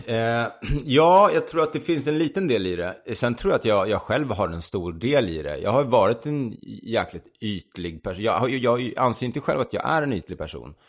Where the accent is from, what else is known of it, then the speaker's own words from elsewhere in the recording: Sweden; den här svenska, the Swede